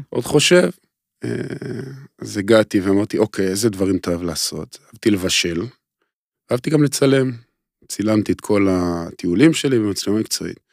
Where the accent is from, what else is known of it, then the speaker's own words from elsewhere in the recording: Israel; אני והוא גדלנו כאילו באותו, באותו אזור, אותו מושב